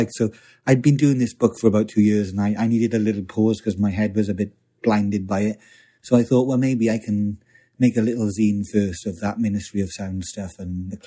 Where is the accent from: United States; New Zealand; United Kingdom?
United Kingdom; South Wales; moved away; also born or lived in London; I came from South Wales.